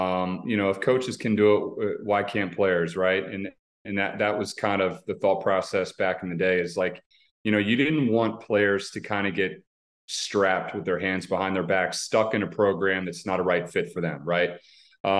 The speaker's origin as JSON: {"language": "English", "region": "Maryland", "country": "United States", "tie": "born or raised there", "said": "my hometown"}